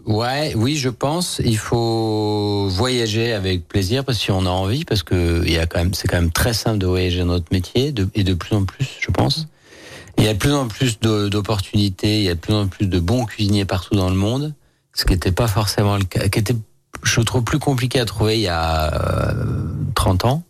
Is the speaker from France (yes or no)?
yes; Lyon, Auvergne-Rhône-Alpes, France; Moi, pur lyonnais, je suis né à Lyon 7e